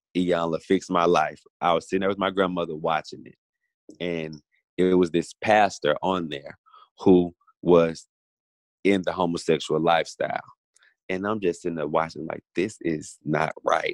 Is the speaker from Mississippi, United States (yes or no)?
yes; Grenada, Mississippi, United States; also born or lived in Coffeeville, Mississippi / Oxford, Mississippi; I was born in Coffeeville, raised in Grenada, spent a lot of time in Grenada between Grenada and Oxford.